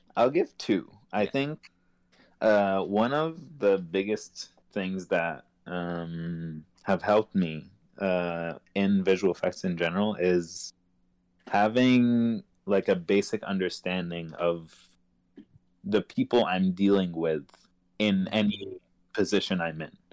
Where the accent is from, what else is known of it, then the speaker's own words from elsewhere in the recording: Egypt; moved away; growing up in Egypt